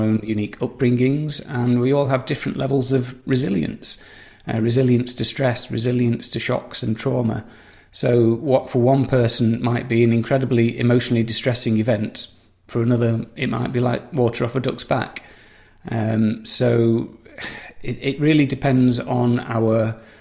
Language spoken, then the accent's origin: English; Saddleworth, North West England, United Kingdom; moved away; I'm from Saddleworth, Greater Manchester. I've moved around a fair bit, but I came home to roost about 20 years ago